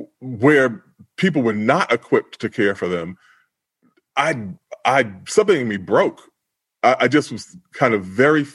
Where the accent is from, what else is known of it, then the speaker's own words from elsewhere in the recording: New York City, New York, United States; I grew up in Queens